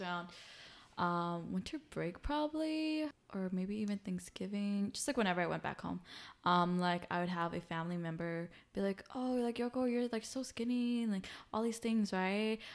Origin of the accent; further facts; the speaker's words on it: United States; being Hmong American, like, with, like, my Hmong family